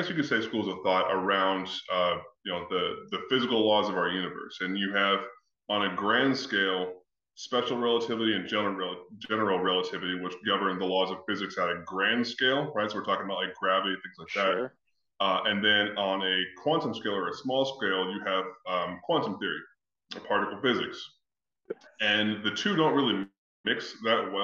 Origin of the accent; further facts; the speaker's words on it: Texas, United States; my sister and I were raised in Texas